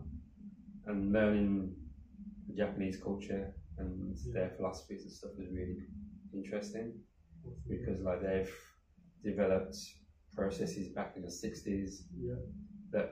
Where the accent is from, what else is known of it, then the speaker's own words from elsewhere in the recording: Birmingham, West Midlands, United Kingdom; accent: Brummie; I grew up in Birmingham in the UK.